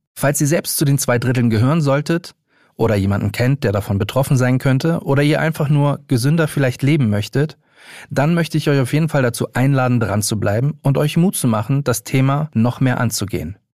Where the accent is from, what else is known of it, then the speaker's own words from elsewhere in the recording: Hamburg, Germany; moved away as an adult; now in Berlin, Germany; 35 Jahre, gebürtiger Hamburger, seit knapp sieben Jahren Wahlberliner